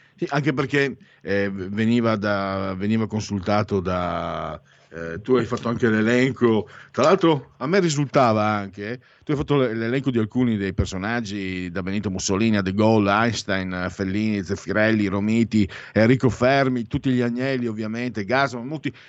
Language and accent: Italian; near Gorizia, Friuli-Venezia Giulia, Italy; io vengo dal Friuli Veneto